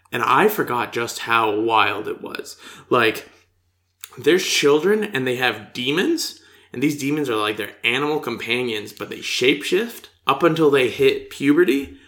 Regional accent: United States; I'm from the United States

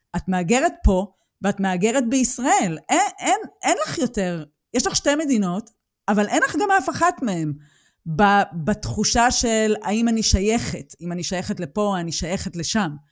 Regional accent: Israel; moved away as an adult; now in Germany; אני גדלתי על גזענות בישראל

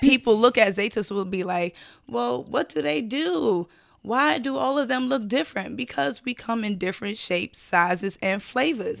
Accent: New York City, New York, United States; Born and raised from Brooklyn, New York

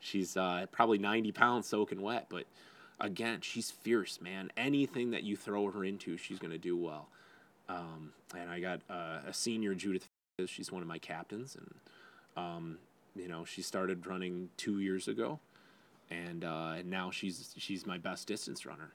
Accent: Wyandotte, Michigan, United States; also born or lived in Lincoln Park; I grew up in Wyandotte

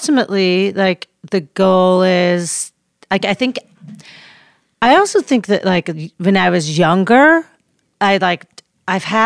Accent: Chicago, Illinois, United States; now in Los Angeles, United States; We're from Chicago

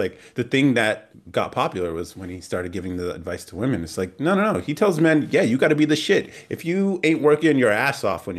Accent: California, United States; now in Texas, United States; I'm also a bit of a nomad. Born and raised in California, moved to Texas, and over the next few years, will travel to explore the country and possibly the rest of the world

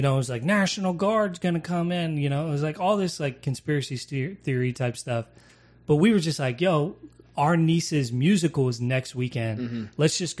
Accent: Western Pennsylvania, United States; moved away; we're from Western PA originally, both of us. My wife and I grew up literally across the street.

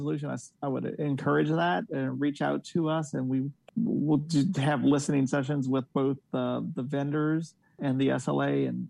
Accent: Metairie, Louisiana, United States; moved away; I'm from Metairie originally

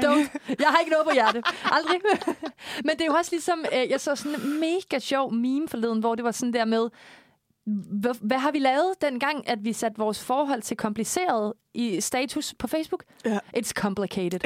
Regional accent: Korsør, Zealand, Denmark; jeg er jo fra Kursør

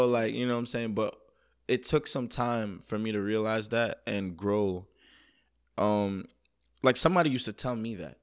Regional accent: New York City, New York, United States; also born or lived in Jamaica; I'm from Queens, New York, originally born in Jamaica, the island. Um, moved to Queens, New York

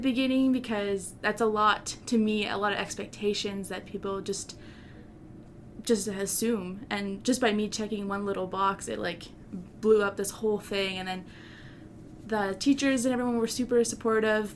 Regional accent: Canada; I identify myself as a Canadian

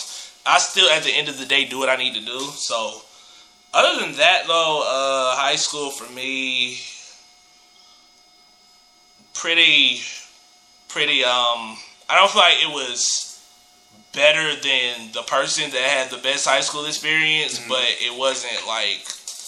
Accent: Clayton County, Georgia, United States; I grew up in Clayco.

